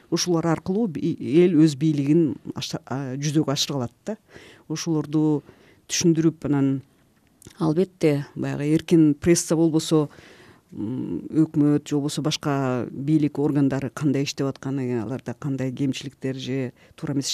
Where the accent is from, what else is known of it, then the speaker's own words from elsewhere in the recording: Kyrgyzstan; moved away as an adult; now in Prague, Czechia; бизде кыргызстанда